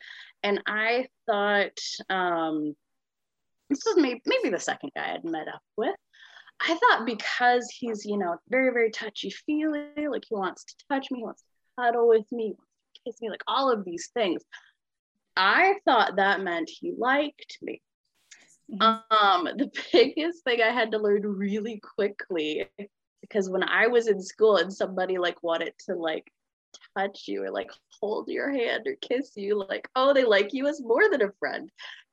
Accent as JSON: {"language": "English", "town": "Olympia", "region": "Washington", "country": "United States", "said": "I'm from Olympia, Washington"}